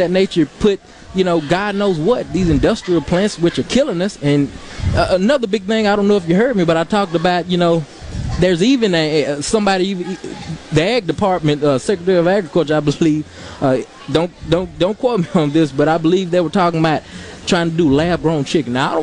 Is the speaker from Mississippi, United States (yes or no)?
yes; Ellisville, Mississippi, United States; I grew up in Jones College, which is in Ellisville, Mississippi